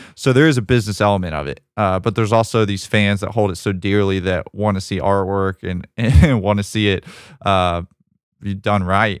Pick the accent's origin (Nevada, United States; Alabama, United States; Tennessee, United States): Alabama, United States; I'm from Alabama